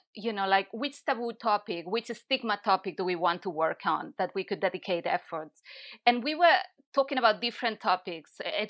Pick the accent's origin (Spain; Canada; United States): Spain; Barcelona, Catalonia; English is a second language; now in Brighton, United Kingdom; I'm from Barcelona and I've been in the UK for 7 or 8 years. I'm losing count now. Initially, I was living in London. Now I moved to Brighton.